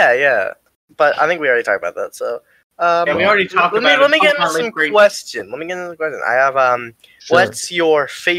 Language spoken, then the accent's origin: English; Canada; I'm Canadian.